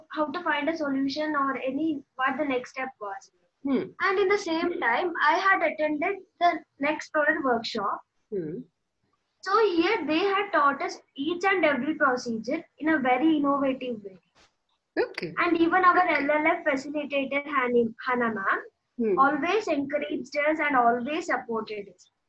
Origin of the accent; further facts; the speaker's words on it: Western Ghats, India; I'm from Western Ghats, and uh, here agriculture is the main occupation.